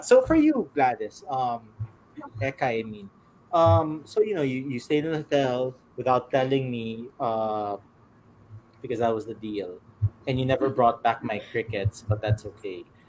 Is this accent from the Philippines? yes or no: yes; San Juan, Metro Manila, Philippines; I'm from San Juan City, like that. I'm just staying here for a few days.